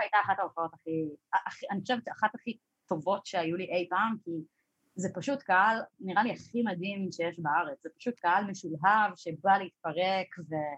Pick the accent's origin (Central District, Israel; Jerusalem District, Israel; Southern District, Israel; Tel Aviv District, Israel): Jerusalem District, Israel; Jerusalem; moved away; אני גדלתי בירושלים